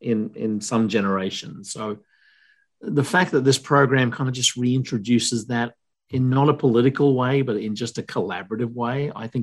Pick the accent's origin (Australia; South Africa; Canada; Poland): Australia; now in United States; I'm from Australia, but we just recently become US citizens.